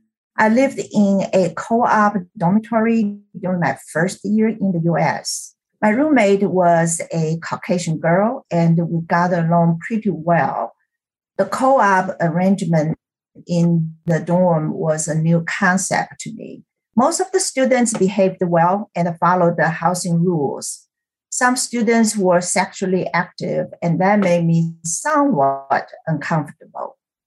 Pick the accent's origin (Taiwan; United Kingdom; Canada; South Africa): Taiwan; moved away as an adult; also born or lived in Kansas / Alabama; now in United States; It's my great pleasure to be part of this podcast. I was born and raised in Taiwan. I came to the U.S. for graduate school study at the University of Kansas. I married a year later, moved to Alabama, and finished my master's degree in physics